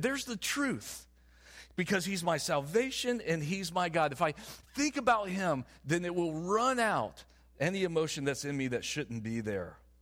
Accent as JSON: {"language": "English", "region": "the South", "country": "United States", "said": "I'm from the South."}